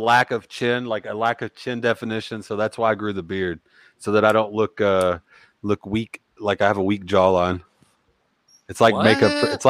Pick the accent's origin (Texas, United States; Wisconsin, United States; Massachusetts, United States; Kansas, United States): Texas, United States; born there; also born or lived in Pennsylvania; I was born in Texas. Yeah.